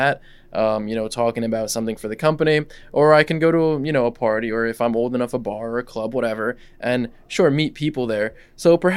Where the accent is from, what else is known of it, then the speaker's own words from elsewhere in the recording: Russia; English is a second language; now in United States; I was born here, but I grew up in Russia, right? So English is actually my second language.